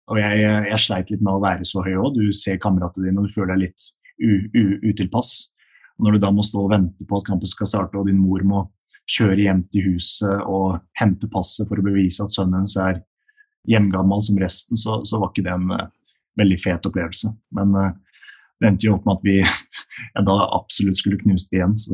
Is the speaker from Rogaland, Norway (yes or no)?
no; Rælingen, Akershus, Norway; moved away; jeg kommer jo fra Rælingen. Det er et uh, lite sted utenfor uh, Lillestrøm. Så uh, jeg, jeg, vokste opp der med mine, mine foreldre og mine to eldre søstre.